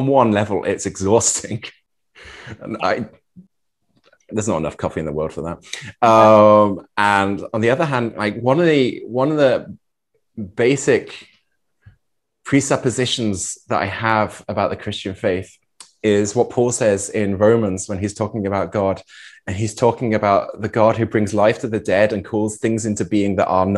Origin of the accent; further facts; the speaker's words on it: Norfolk, East of England, United Kingdom; moved away as an adult; also born or lived in Vienna, Austria; now in Bad Ischl, Austria; from 11 through 16, we lived in the east of England, in Norfolk